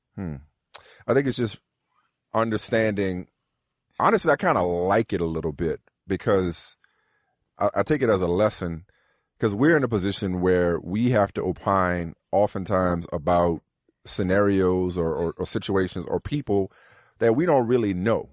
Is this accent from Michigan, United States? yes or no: no; New Orleans, Louisiana, United States; I'm from New Orleans